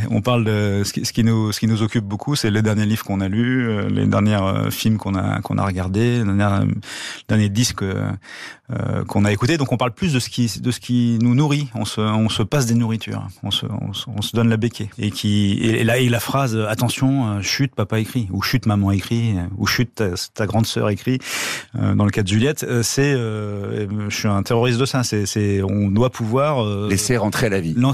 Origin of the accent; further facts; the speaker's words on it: Draveil, Île-de-France, France; on était dans, le même collège, dans la même ville de banlieue à Draveil, dans l'Essonne